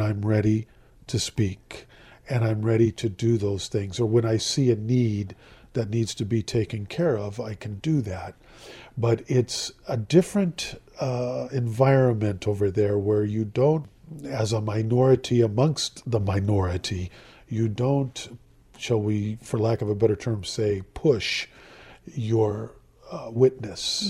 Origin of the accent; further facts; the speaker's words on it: Southern California, United States; moved away as an adult; now in Jerusalem; I'm from Southern California